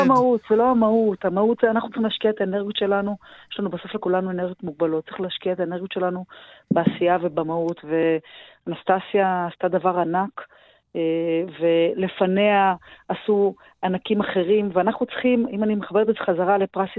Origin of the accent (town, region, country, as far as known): Israel